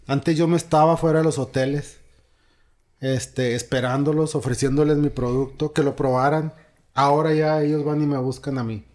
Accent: Cuauhtémoc region, Chihuahua, Mexico; moved away; voy a mi pueblo, a y voy a dar una plática ante 600 niños de escasos recursos. Es una posada que hacen en toda la región de allá, Cuauhtémoc, Campos Menones, Pueblitos

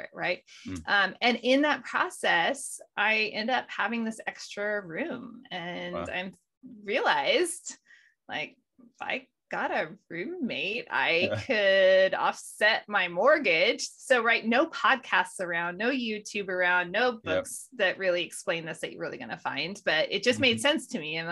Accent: Modesto, California, United States; moved away as an adult; also born or lived in Denver, Colorado; now in North Idaho, United States; I grew up in Modesto, California

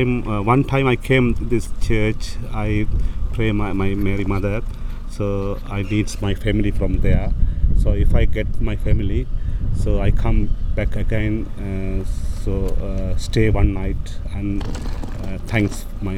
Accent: Sri Lanka; moved away as an adult; now in Liverpool, United Kingdom; I'm originally from Sri Lanka.

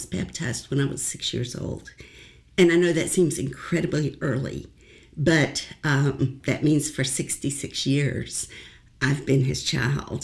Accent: Hot Springs, Arkansas, United States; moved away as an adult; also born or lived in Arkadelphia, Arkansas / Washington, D.C.; I was born in Hot Springs, Arkansas

